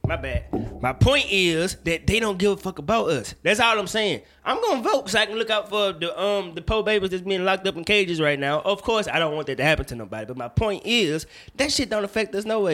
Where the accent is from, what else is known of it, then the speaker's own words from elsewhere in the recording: Woodville, Mississippi, United States; I'm from Woodville, Mississippi